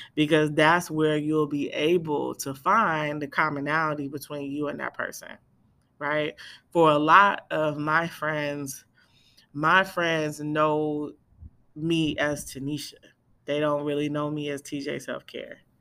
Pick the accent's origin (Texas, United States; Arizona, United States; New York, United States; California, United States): California, United States; Bay Area; I'm from the Bay Area